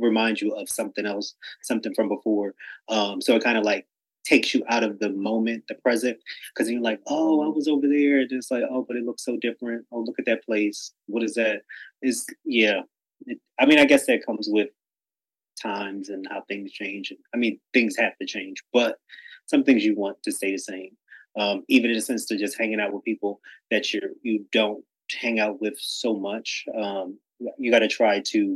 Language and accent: English; Delaware, United States; also born or lived in New York; I grew up in Delaware, but I was born in New York.